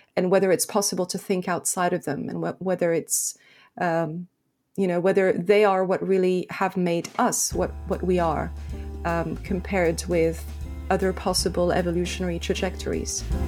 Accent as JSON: {"language": "English", "country": "France", "tie": "born or raised there", "also_born_or_lived": "Lebanon", "said": "I was born in Lebanon at the beginning of a, of a civil war. And so I grew up in, in France"}